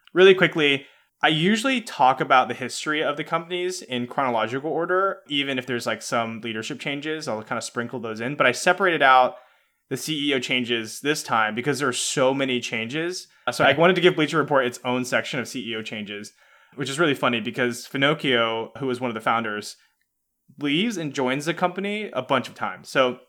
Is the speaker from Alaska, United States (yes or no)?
no; Atlanta, Georgia, United States; also born or lived in West Coast; now in San Francisco Bay Area, United States; me personally, I grew up in Atlanta. I'm a huge Atlanta sports fan, but I moved across the country to the West Coast.